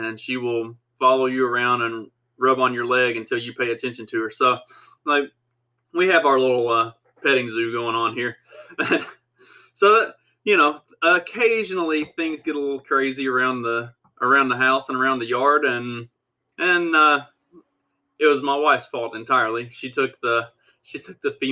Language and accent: English; Southwest Kentucky, United States; accent: redneck; I was raised on a farm in Southwest Kentucky